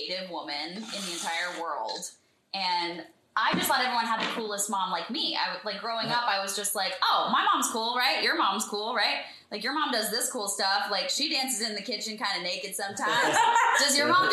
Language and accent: English; Texas, United States; moved away as an adult; also born or lived in Fredericksburg, Texas / Austin, Texas / Houston, Texas / New York; now in Los Angeles, United States; I was born in Fredericksburg, Texas, which is a little podunk German town in the Hill Country